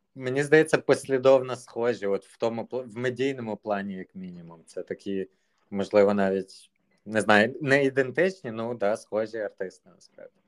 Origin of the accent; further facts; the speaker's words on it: Zhytomyr, Zhytomyr Oblast, Ukraine; я з Житомира